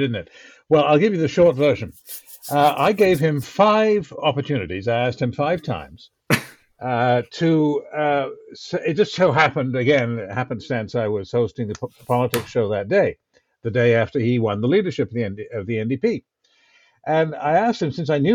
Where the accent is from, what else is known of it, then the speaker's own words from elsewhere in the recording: Canada; as a Canadian